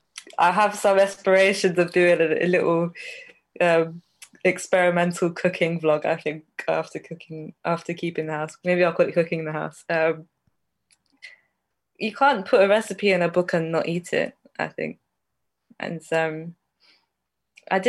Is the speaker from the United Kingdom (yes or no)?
yes; London, United Kingdom; I grew up in North London